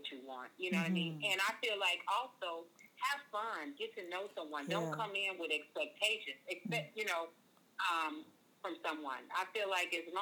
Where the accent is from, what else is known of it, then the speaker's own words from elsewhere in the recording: Oakland, California, United States; now in Arizona, United States; I'm actually from Oakland